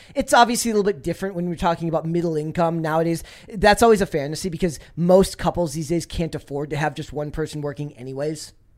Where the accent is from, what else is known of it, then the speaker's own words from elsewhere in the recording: Minnesota, United States; I'm from Minnesota